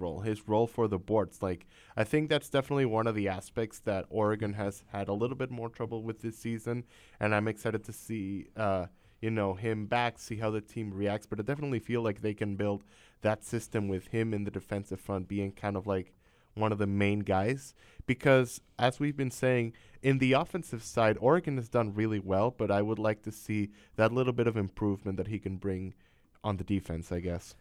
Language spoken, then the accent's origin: English; Venezuela; moved away; also born or lived in Miami; I'm from Venezuela, South America